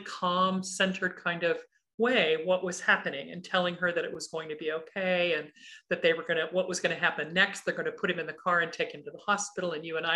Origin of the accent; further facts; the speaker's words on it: Kansas City, United States; I grew up in the Midwest, in Kansas City mostly.